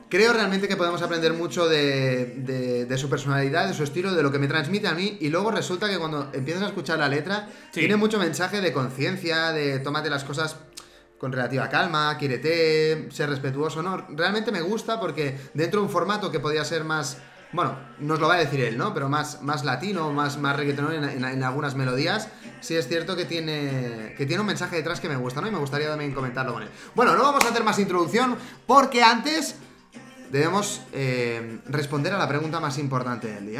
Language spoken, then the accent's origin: Spanish; Spain; aquí, de mi pueblo, de San Esteban Sarrovinas